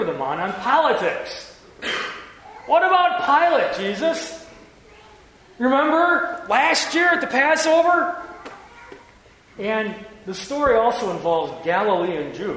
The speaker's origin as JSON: {"language": "English", "region": "Wisconsin", "country": "United States", "said": "we're all from Wisconsin."}